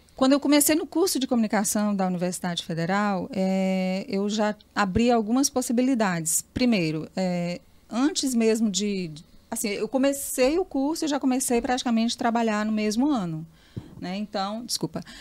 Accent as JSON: {"language": "Portuguese", "town": "Teresina", "region": "Piauí", "country": "Brazil", "tie": "born or raised there", "said": "Eu nasci na Pissarra"}